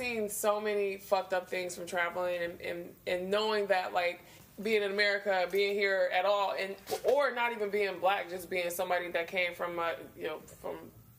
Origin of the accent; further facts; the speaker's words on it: Detroit, Michigan, United States; I grew up in Detroit